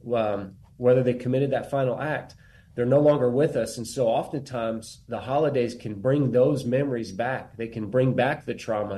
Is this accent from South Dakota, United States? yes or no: no; Bandera, Texas, United States; I'm from Bandera, Texas, which is where the Warriors Heart, Texas location is